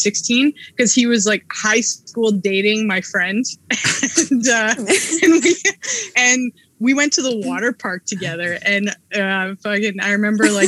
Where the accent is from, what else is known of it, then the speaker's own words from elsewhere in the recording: Edmonton, Alberta, Canada; I grew up in Edmonton too.